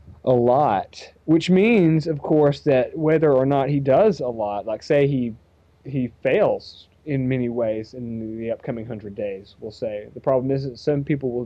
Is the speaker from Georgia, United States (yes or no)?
yes; Georgia, United States; my fellow Georgians